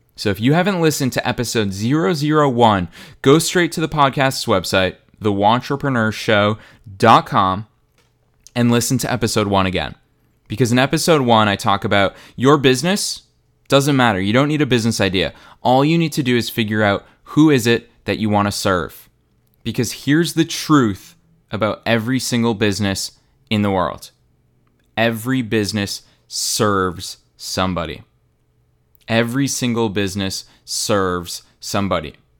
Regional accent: Boston, Massachusetts, United States; Boston, Massachusetts, my hometown

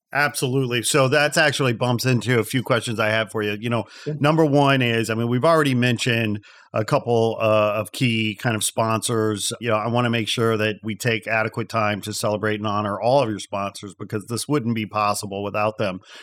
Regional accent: outside Chicago, Indiana, United States; moved away; I'm a Midwest boy myself, having been uh, born and raised in Indiana outside Chicago.

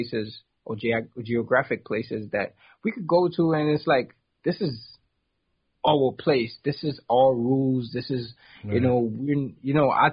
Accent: near Princes Town, Trinidad & Tobago; I'm from South Trinidad, like in a village, a little village off of a place called Prince's Town

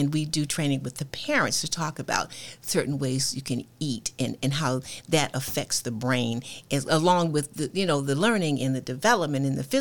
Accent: Newport News, Virginia, United States; also born or lived in Schenectady, New York; I was born in Schenectady, New York, but moved to Virginia when I was 2 years old, so I really don't remember that. So I grew up in Newport News

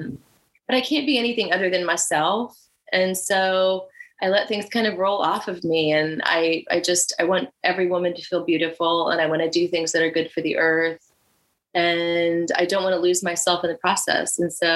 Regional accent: Virginia Beach, Virginia, United States; also born or lived in Miami / Fort Lauderdale; now in Charleston, United States; I'm from Virginia Beach originally

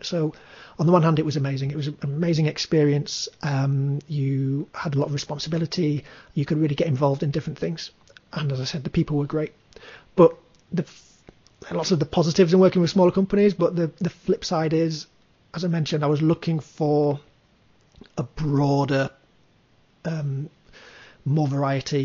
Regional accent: Leeds, Yorkshire and the Humber, United Kingdom; Leeds with Jet2, which was my hometown

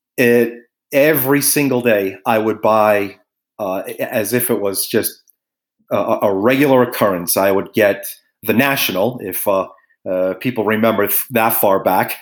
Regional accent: New York City, New York, United States; I was born in Brooklyn, uh, graduated out of St. John's University in Queens

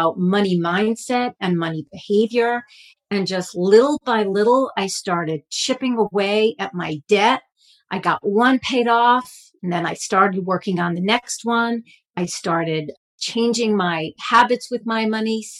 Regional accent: Stamford, Connecticut, United States; I grew up in Stamford, Connecticut, which is a very wealthy community

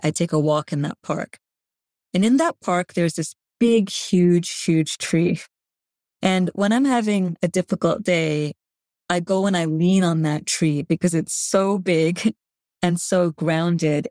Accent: Canada; first language Gujarati; English is a second language; I grew up in Canada to parents who grew up in East Africa to grandparents who grew up in India

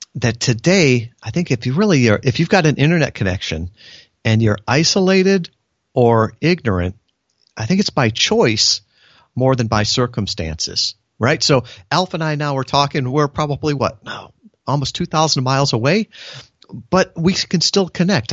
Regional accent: United States; born or raised there

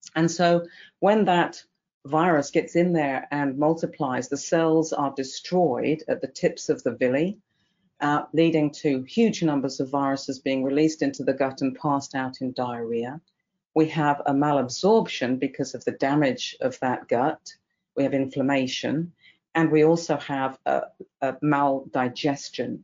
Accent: England, United Kingdom; accent: English; moved away as an adult; also born or lived in Newmarket, England / Colorado, United States; now in Kentucky, United States; as you can tell from my accent, I'm originally English, went through vet school in England

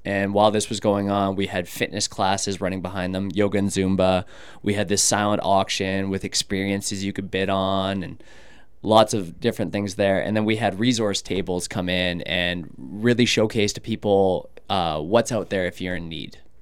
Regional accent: Canada; moved away as an adult; now in United States; I'm Canadian. So back in my country

